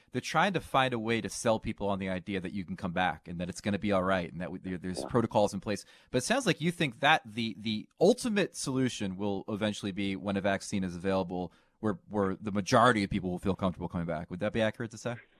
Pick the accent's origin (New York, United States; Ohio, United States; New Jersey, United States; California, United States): New Jersey, United States; We used to have all this uh, dynasty memorabilia in our basement growing up in New Jersey.